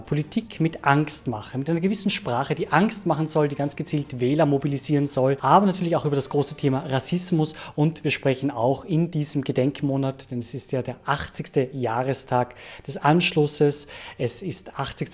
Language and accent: German; Austria; uns Österreicherinnen und Österreicher